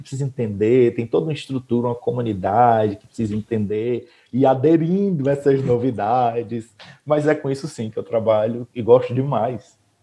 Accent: Mauriti, Ceará, Brazil; now in Aquiraz, Brazil; sou de Mauriti, moro na comunidade Shalom

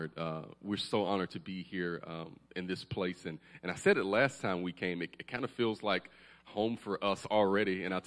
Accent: Alabama, United States; We are from Alabama

